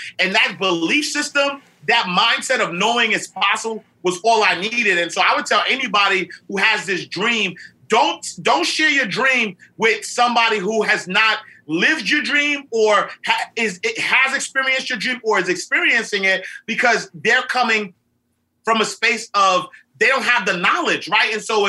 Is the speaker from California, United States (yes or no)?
no; New York City, New York, United States; born or raised there